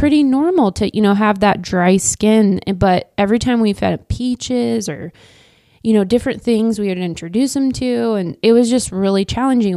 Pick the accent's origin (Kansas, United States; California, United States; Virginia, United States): Kansas, United States; Wichita; moved away as an adult; now in Manhattan, United States; I grew up in Wichita, Kansas.